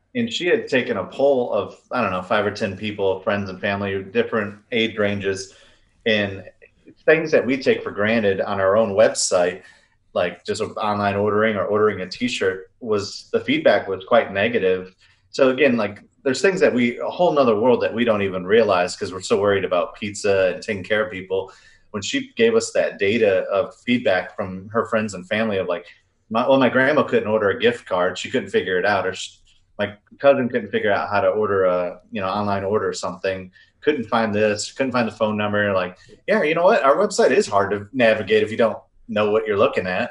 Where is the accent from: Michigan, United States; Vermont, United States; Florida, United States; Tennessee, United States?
Michigan, United States; Riverview; now in Texas, United States; we grew up in Riverview